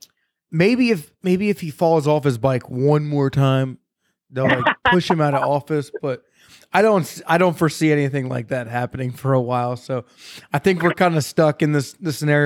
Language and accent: English; Maryland, United States; I grew up in Maryland, and like we always had full freezers.